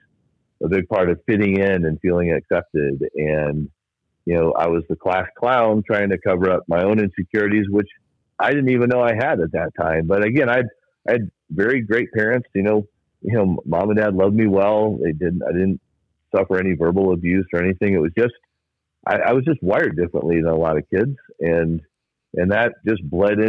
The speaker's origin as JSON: {"language": "English", "town": "Fort Worth", "region": "Texas", "country": "United States", "tie": "born or raised there", "said": "I grew up in Fort Wayne, Indiana, and I loved it there. My cousins were down the street from me. My grandparents were close by, and just I was that goofy, funny, silly, glasses-wearing kid. And when I was 9, we moved to Fort Worth, Texas"}